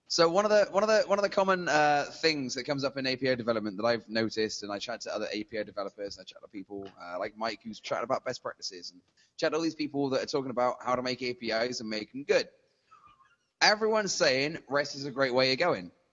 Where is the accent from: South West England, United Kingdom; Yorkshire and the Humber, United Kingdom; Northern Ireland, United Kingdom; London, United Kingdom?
South West England, United Kingdom; Bristol; moved away; that's how we sound in Bristol